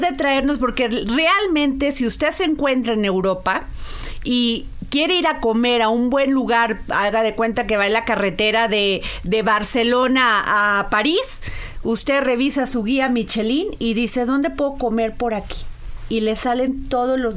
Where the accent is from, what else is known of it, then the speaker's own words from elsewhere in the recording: Veracruz, Mexico; yo soy veracruzana